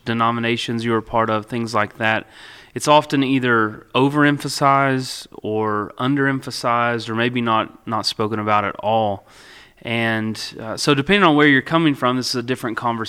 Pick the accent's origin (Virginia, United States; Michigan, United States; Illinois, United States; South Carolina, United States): Virginia, United States; Russell County; also born or lived in Lebanon, Virginia; I grew up in Russell County